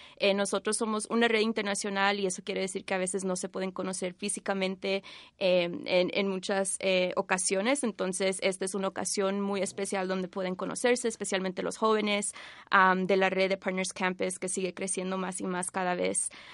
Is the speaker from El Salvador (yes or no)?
no; Bolivia; now in Washington, D.C., United States; originalmente de Bolivia, pero vivo en Washington, D.C.